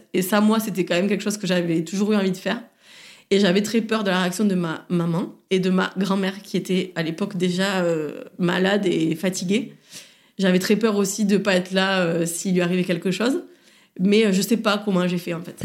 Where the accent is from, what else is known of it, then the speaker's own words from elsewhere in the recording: Saint-Gaudens, Occitania, France; also born or lived in Toulouse; now in Marseille, France; Je suis née et je viens de Saint-Gaudens. Donc, c'est une petite ville